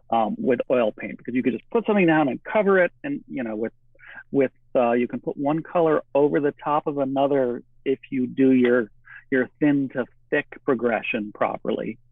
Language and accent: English; Michigan, United States; moved away as an adult; also born or lived in California; now in Oregon, United States; I grew up in the Midwest in Michigan